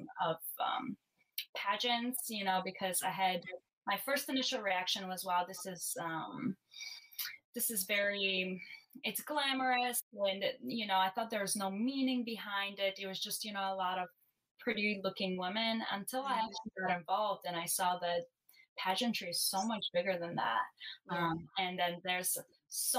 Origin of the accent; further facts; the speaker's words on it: Chicago, Illinois, United States; also born or lived in Bulgaria / Vernon Hills, Illinois; I have spent most of my life in the suburbs, living in the suburbs of Chicago